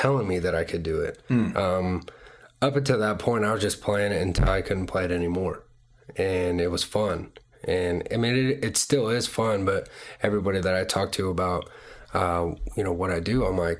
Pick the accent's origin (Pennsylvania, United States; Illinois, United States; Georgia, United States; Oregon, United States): Georgia, United States; Marietta; also born or lived in Tampa, Florida; I was born in Tampa, Florida, and spent about a year there, and then moved to Marietta, Georgia, and spent, you know, my childhood there, and grew up, went to elementary, middle school, and high school all in Cobb County